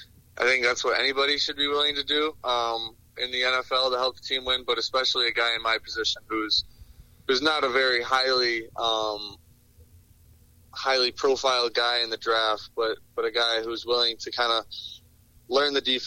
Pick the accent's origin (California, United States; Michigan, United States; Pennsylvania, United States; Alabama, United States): Michigan, United States; Detroit; Obviously growing up in Detroit, you kind of watch the Lions the most.